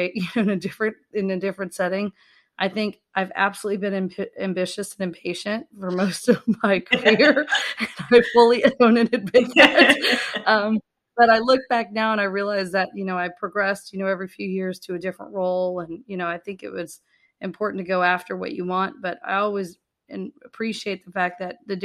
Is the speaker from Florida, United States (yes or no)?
yes; Tampa, Florida, United States; also born or lived in Michigan; I grew up in the Tampa Bay area